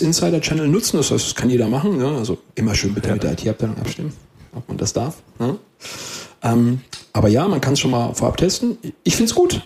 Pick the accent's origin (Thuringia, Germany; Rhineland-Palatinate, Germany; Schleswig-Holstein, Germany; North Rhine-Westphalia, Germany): Rhineland-Palatinate, Germany; Westerwald; was gibst du, was hast du, sagt man bei uns im Westerwald.